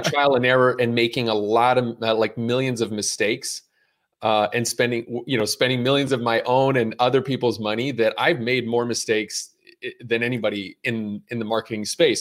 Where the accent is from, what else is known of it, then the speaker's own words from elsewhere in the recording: Montreal, Quebec, Canada; moved away as an adult; also born or lived in Brooklyn, New York; now in United States; growing up in Montreal, where I was born and raised